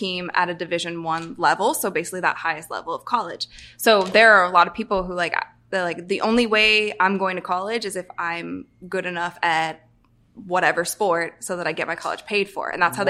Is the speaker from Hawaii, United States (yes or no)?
no; Ohio, United States; I'm from Ohio, and the Bengals are from an Ohio team.